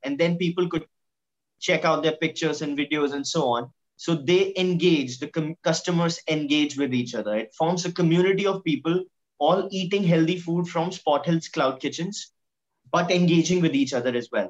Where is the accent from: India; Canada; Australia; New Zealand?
India; we are an Indian middle class family